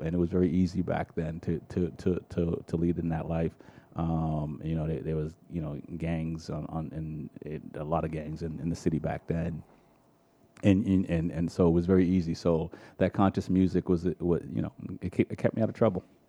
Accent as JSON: {"language": "English", "town": "Boston", "region": "Massachusetts", "country": "United States", "tie": "born or raised there", "also_born_or_lived": "Jamaica", "said": "growing up in Dorchester in the '80s"}